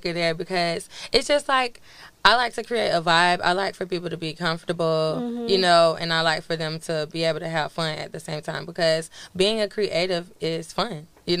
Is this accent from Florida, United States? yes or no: yes; Pensacola, Florida, United States; moved away as an adult; now in Atlanta, United States; I'm from Pensacola, Florida